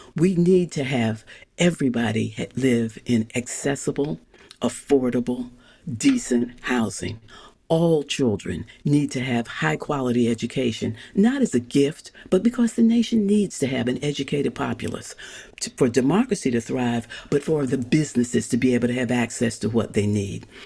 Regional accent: St. Louis, Missouri, United States; I grew up in St. Louis, Missouri.

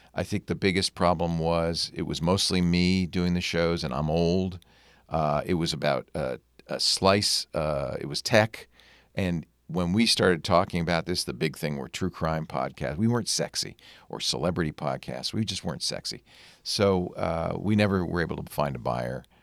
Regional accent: Providence, Rhode Island, United States; also born or lived in Manhattan, New York; I grew up in Rhode Island

